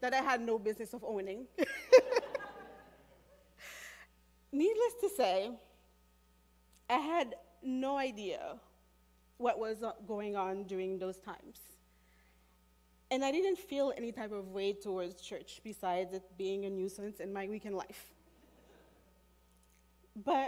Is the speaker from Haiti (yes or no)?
yes; Haiti; I was born and raised in Haiti